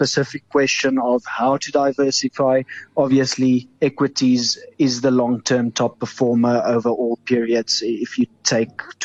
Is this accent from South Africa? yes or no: yes; South Africa; as a South African